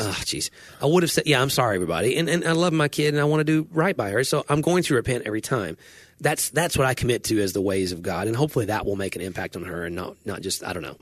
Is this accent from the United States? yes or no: yes; United States